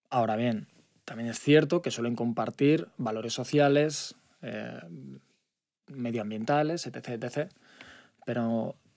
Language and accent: Spanish; Zaragoza, Aragon, Spain; born there; seguir abriendo en Madrid, Barcelona, Zaragoza, que es donde, donde yo nací, que también, bueno, eh, por mi parte personal me hace mucha